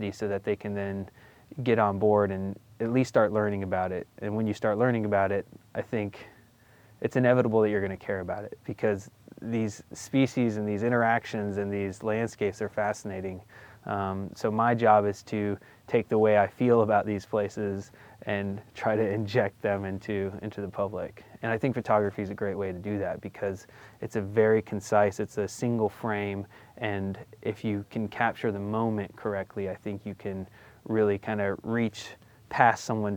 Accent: Florida, United States; I grew up in Florida, so my backyard wilderness was swamp

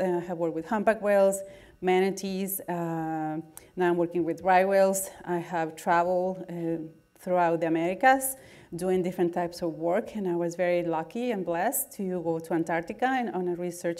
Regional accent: Guatemala; English is a second language; moved away as an adult; now in United States; I was born in Guatemala, and I did all my undergraduate work there

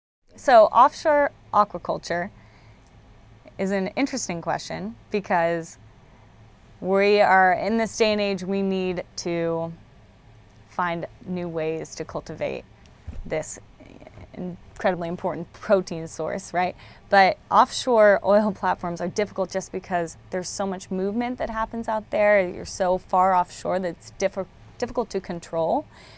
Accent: California, United States; I grew up in California.

